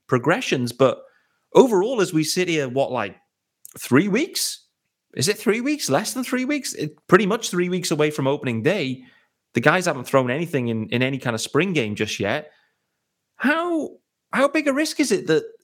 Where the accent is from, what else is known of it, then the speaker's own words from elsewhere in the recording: England, United Kingdom; Yes, I am English. I'm British. I'm from Great Britain, the UK, however you want to phrase it.